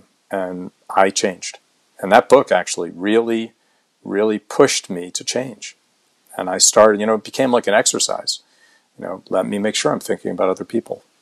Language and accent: English; United States; also born or lived in Boston, Massachusetts / New Jersey; Boston, Mass, and then outside of New York City in the New Jersey suburbs